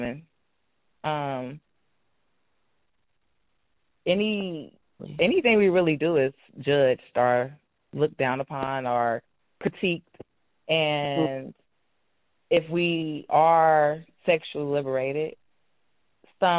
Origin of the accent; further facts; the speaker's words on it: Cincinnati, Ohio, United States; moved away as an adult; now in Houston, United States; I am from Cincinnati